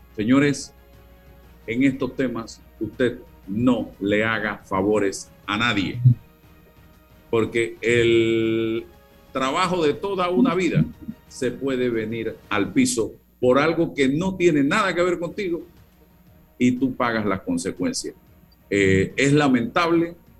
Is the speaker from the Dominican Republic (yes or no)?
no; Panama; nosotros como panameños